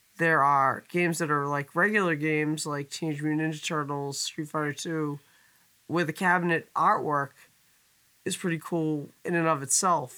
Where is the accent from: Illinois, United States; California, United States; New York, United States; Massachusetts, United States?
Massachusetts, United States; North Shore of; our little slice of heaven where we grew up on the North Shore of Massachusetts